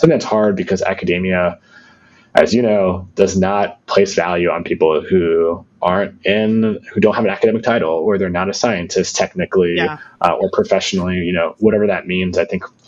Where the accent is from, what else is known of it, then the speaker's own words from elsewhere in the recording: Florida, United States; moved away; I grew up in Florida